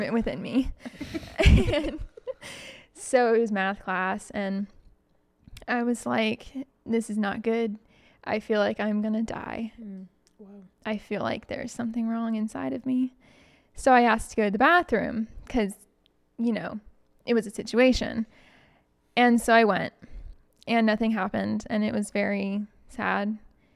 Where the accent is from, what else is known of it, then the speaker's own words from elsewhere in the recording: Huntsville, Alabama, United States; also born or lived in California; I'm actually from Huntsville